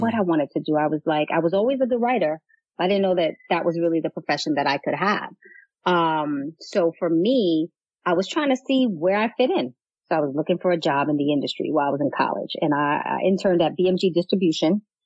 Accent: New York City, New York, United States; moved away; I grew up in Castle Hill. I don't know if you're familiar with the Bronx.

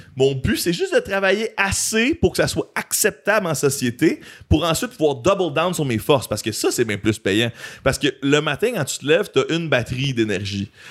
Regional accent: Montreal, Quebec, Canada; En tant que fier Montréalais

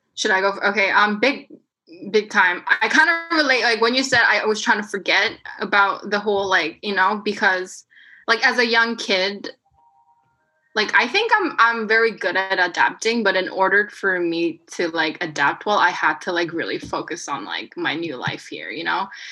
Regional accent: South Korea; first language Korean; English is a second language; moved away; this was back in Korea. Um, and you know like everybody's korean i'm korean like i'm only speaking korean at this point

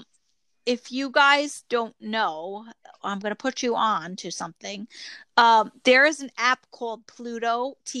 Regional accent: New York, United States; accent: New York; my New York accent is.

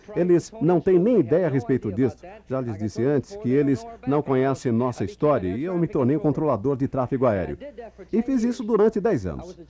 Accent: New York, United States; Fui criado em Nova York, no Bronx

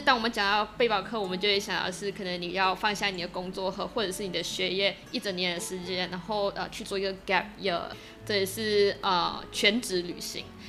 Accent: Kluang, Johor, Malaysia; 我是来自马来西亚南部的一个小镇，居然

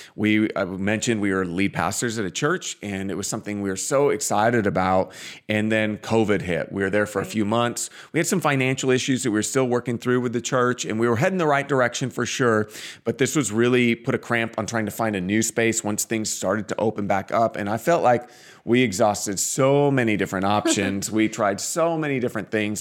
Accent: Portland, Oregon, United States; now in Phoenix, United States; we grew up in the Northwest. We're from Portland

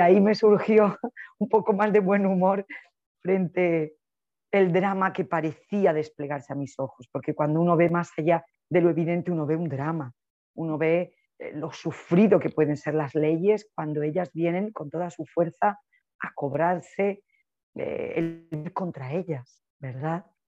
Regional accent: Spain; soy una española

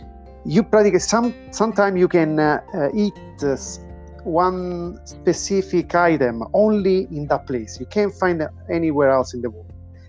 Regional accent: Rome, Lazio, Italy; moved away; I'm from the central. I'm from Rome.

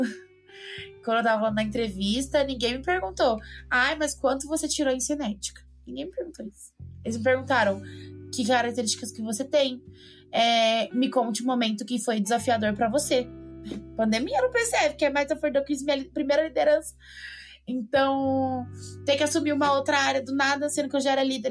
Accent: São Paulo, Brazil; moved away as an adult; now in Lorena, Brazil; eu sou de São Paulo

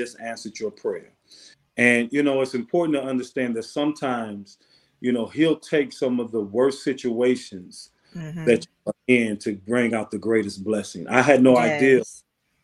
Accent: Benton Harbor, Michigan, United States; I'm born and raised in a city called Benton Harbor, Michigan, right outside of Chicago. So I'm a Midwest guy

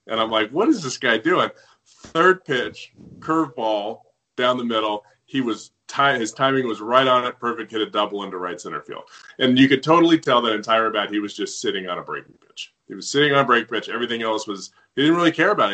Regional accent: Southern California, United States; I grew up with him in Southern California

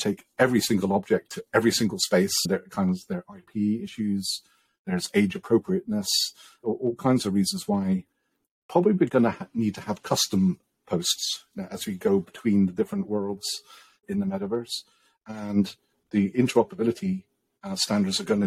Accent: England, United Kingdom; I'm English

